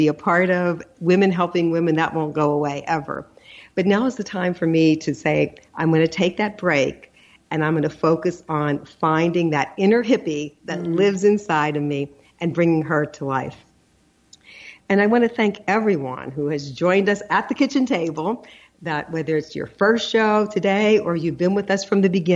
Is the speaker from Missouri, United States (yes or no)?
no; New York, United States; moved away as an adult; I'm a New Yorker. I love New York